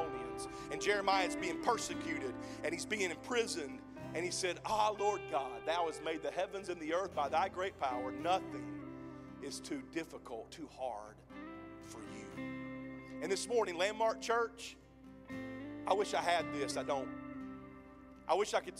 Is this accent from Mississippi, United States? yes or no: yes; Mississippi, United States; now in Oklahoma, United States; I'm from Mississippi. I get my words twisted half the time